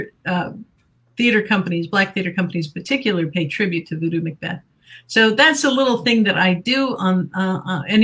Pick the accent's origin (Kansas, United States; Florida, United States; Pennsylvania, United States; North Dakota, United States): Florida, United States; Bay County; I grew up in Bay County, Florida